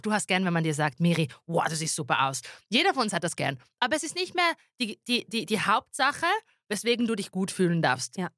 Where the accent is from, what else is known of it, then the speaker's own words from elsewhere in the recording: Zurich, Switzerland; also born or lived in Schwamendingen; also ich als Zürcherin bin dort im Exil noch bis 13. Dezember